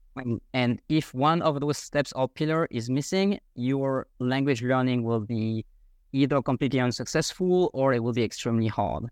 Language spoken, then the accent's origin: English; France; first language French; English is a second language; moved away as an adult; now in Vienna, Austria; I grew up in France the first twenty-five years of my life. And after that, I moved abroad. I am now living in Vienna, Austria